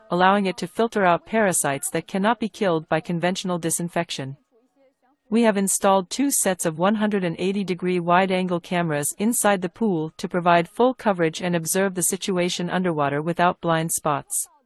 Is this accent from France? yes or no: no; Zhejiang, China; I am from Zhejiang province, and I hope to perform better at a home arena.